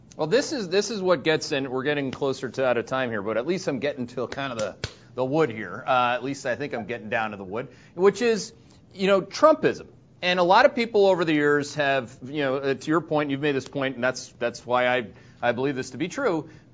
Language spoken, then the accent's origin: English; Canada; now in Connecticut, United States; I'm a Canadian green card holder